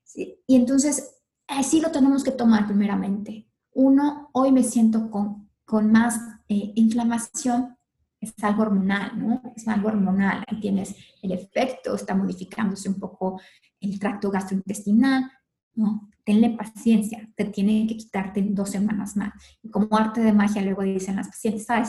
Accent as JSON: {"language": "Spanish", "town": "León", "region": "Guanajuato", "country": "Mexico", "tie": "born or raised there", "moved": "as an adult", "lives_now": "Mexico City, Mexico", "said": "yo soy originaria de León, Guanajuato y allí estudié en la universidad"}